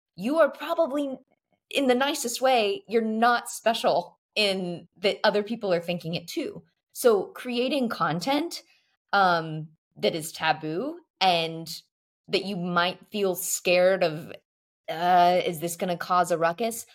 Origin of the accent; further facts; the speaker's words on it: Texas, United States; now in Paris, France; we come from the great land of Texas